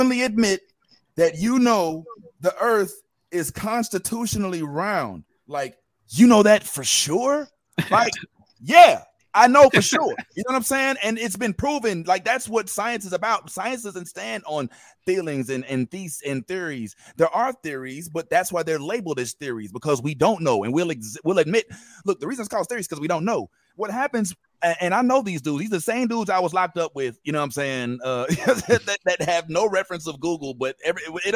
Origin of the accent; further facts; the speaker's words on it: Missouri, United States; I'm from Missouri